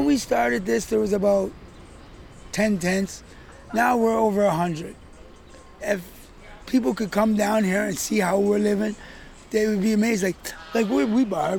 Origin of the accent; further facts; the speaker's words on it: Toronto, Ontario, Canada; I grew up in Regent Park, one of Toronto's, or it could have even been Canada's, first housing complex